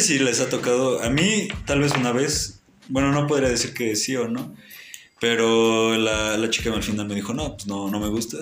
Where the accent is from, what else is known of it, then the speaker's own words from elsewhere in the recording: Tlaxcala, Mexico; somos de Tlaxcala